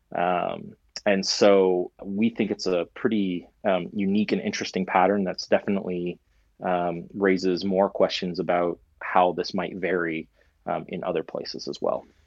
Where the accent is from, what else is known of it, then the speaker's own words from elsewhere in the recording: Canada; as a Canadian